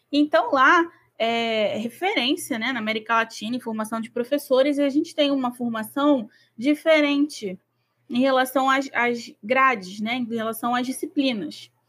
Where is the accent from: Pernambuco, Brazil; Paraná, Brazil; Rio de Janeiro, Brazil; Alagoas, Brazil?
Rio de Janeiro, Brazil; São Gonçalo; eu sou de São Gonçalo, Como... eu tenho é, 27 anos.